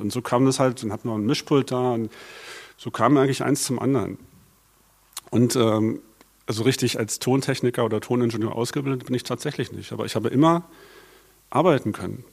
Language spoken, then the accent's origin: German; Berlin, Germany; Also ich bin gebürtiger Berliner, Westberliner